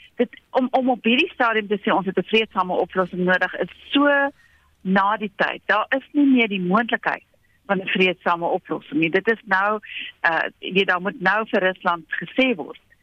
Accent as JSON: {"language": "Afrikaans", "country": "South Africa"}